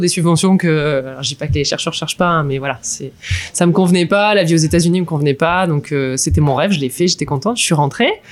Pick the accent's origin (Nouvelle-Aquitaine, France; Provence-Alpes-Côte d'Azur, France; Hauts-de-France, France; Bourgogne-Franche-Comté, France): Hauts-de-France, France; near Lille; moved away as an adult; je suis ch'ti né à côté de Lille j'ai vécu une grosse partie de ma vie dans le nord de la France